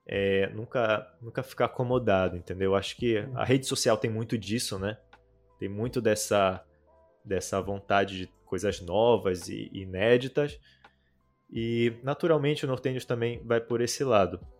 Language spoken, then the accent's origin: Portuguese; North Region, Brazil; mas é como eu sou do norte do Brasil